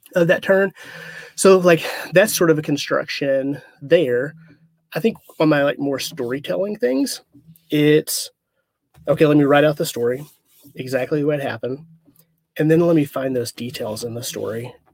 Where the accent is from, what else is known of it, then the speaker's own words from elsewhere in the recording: Arkansas, United States; I'm originally from Arkansas